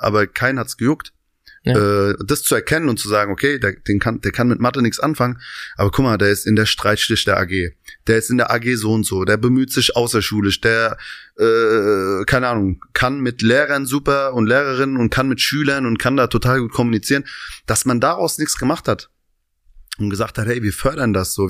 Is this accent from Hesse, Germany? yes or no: yes; Hanau, Hesse, Germany; also born or lived in Aschaffenburg, Bavaria; now in Berlin, Germany; komme aus, ähm, ursprünglich aus einem Vorort von Hanau. Vier Kilometer, bin also quasi in Hanau groß geworden, bin aber allerdings in äh, Aschaffenburg, also in Bayern geboren.